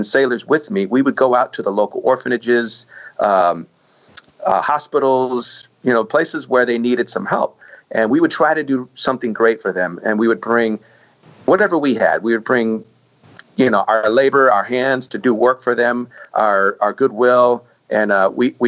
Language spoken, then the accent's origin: English; California, United States; moved away as an adult; now in Mississippi Gulf Coast, United States; I'm from California, so when I got orders to Mississippi